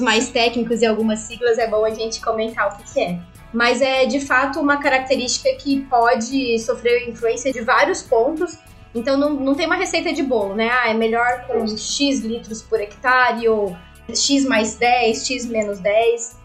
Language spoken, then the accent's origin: Portuguese; Barretos, São Paulo, Brazil; sou de Barretos, logo aí.